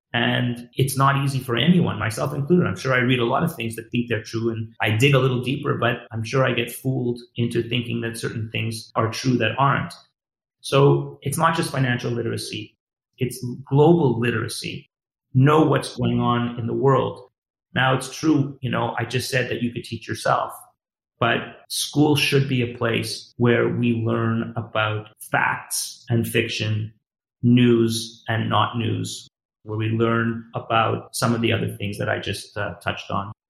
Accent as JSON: {"language": "English", "town": "Montreal", "region": "Quebec", "country": "Canada", "tie": "born or raised there", "said": "I grew up in Montreal"}